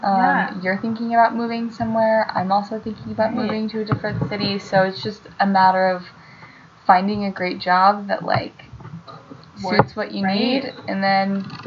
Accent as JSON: {"language": "English", "region": "California", "country": "United States", "tie": "born or raised there", "moved": "yes"}